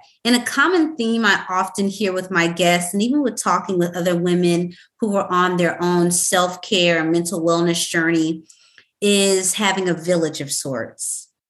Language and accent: English; the South, United States; I'm from the South.